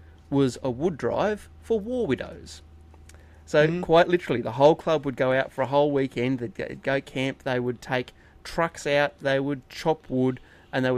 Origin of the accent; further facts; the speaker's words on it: Inverell, New South Wales, Australia; I grew up in Inverell, town of 10,000